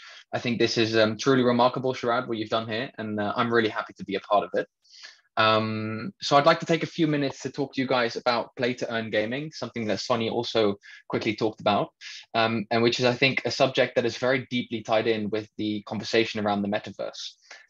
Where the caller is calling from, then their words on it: Netherlands; I'm joining in from the Netherlands